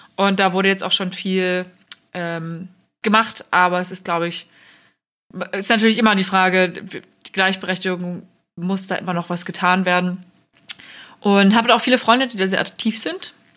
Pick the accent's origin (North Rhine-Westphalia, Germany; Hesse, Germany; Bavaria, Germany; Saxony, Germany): Saxony, Germany; Bautzen; ich bin in Bautzen geboren und aufgewachsen, kleine Stadt in Ostsachsen